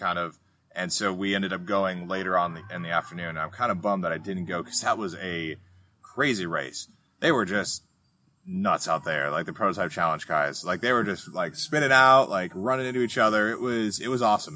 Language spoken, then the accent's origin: English; Wisconsin, United States; moved away; Road America in Elkhart Lake, my home state